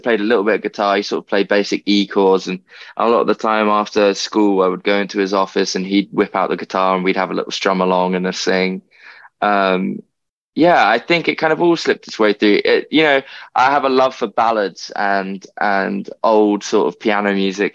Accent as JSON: {"language": "English", "region": "London", "country": "United Kingdom", "tie": "born or raised there", "said": "I'm a Londoner, born and bred. So, I've lived here my whole life"}